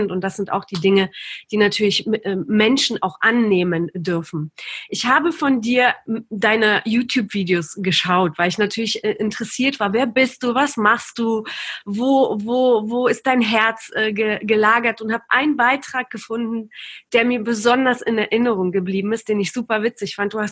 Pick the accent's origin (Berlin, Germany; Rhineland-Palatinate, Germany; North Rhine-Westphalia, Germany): Berlin, Germany; moved away as an adult; now in Bavaria, Germany; Ich bin in Berlin groß geworden. Ich bin erst vor eineinhalb Jahren nach Bayern gezogen. Bin in Neukölln groß geworden